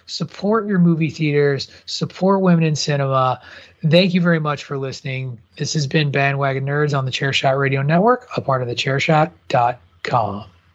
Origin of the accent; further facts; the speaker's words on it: Midwest, United States; as a kid growing up in the Midwest